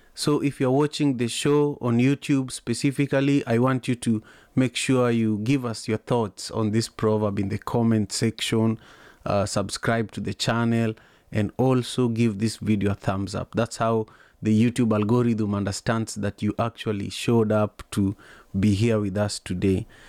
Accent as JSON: {"language": "English", "town": "Kisumu", "region": "Kisumu County", "country": "Kenya", "tie": "born or raised there", "moved": "as an adult", "lives_now": "United States", "said": "I grew up in Manyatta in Kisumu, Kenya"}